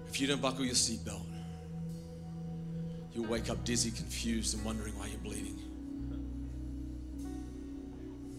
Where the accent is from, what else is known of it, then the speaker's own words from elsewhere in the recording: Australia; as an Australian. I follow him as a Christian, because my Christianity trumps my Australianness